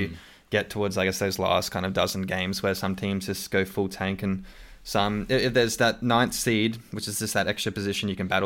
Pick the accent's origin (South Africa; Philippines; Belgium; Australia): Australia; accent: Australian; my Australian accent